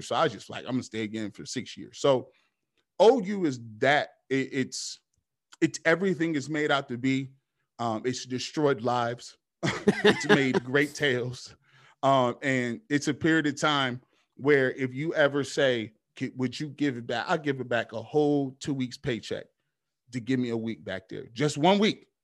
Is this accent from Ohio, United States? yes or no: yes; Canton, Ohio, United States; also born or lived in Charlotte, North Carolina; I grew up in Canton, Ohio